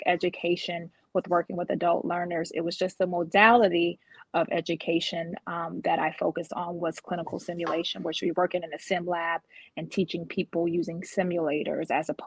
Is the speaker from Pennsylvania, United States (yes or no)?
no; Georgia, United States; also born or lived in North Jersey; now in Baltimore, United States; I'm a Baltimore, Maryland resident, but my background is I was born a Jersey girl. In North Jersey, and I was raised in the South, so I still consider myself a Georgia peach. Jersey girl turned Georgia peach, because I was raised in Georgia